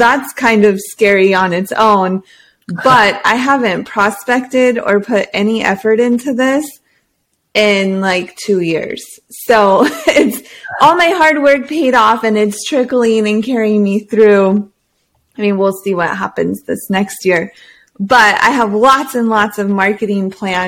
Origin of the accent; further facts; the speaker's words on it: Hawaii, United States; born there; So as a Marine, he was stationed in Oahu, and I was born in the Pink Hospital.